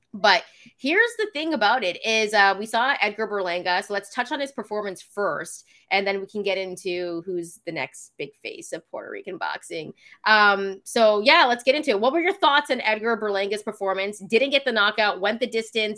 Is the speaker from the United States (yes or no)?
no; Canada; my family's from Fiji, so they're Fijian. Um, but I am from Canada